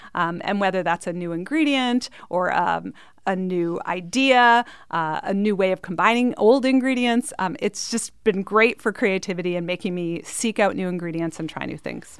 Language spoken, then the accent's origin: English; Canada; I grew up in Canada